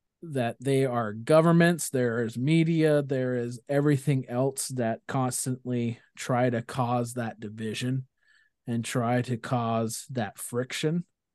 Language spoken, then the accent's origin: English; India; Growing up in India is definitely what I reflect my worldview on.